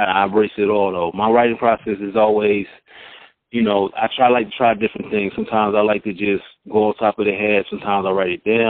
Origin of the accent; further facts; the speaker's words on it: Mount Vernon, New York, United States; also born or lived in Southern United States; now in Atlanta, United States; I'm originally from Mount Vernon, New York. I reside in Atlanta, GA